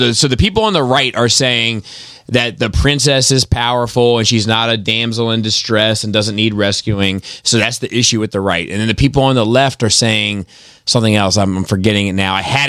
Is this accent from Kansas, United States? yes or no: no; Brooklyn, New York, United States; It's called Earth. I'm from Brooklyn.